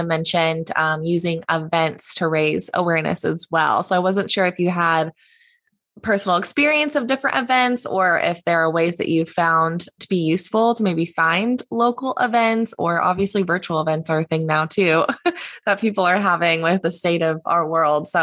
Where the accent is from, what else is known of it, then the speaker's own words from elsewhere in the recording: Indiana, United States; moved away; my hometown of, you know, Indiana